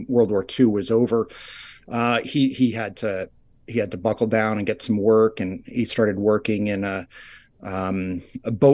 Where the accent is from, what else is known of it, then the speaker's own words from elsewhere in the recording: Rye, New York, United States; now in Ithaca, United States; I grew up in Rye, New York, a suburb outside New York City